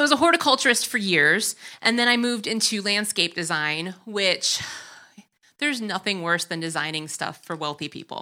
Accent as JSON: {"language": "English", "region": "Wisconsin", "country": "United States", "accent": "Wisconsin", "moved": "yes", "lives_now": "Chicago, United States"}